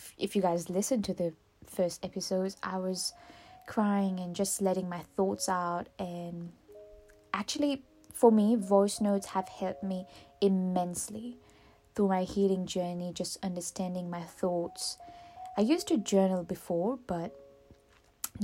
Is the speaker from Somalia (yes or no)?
no; Mauritius; first language Mauritian Creole; English is a second language; moved away as an adult; also born or lived in Auckland, New Zealand; now in New Zealand; I am originally from Mauritius, and I'm born and raised in Mauritius.